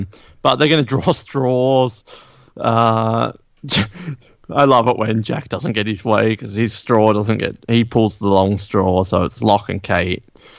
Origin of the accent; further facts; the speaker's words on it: Australia; I'm the only Australian who says Aaron.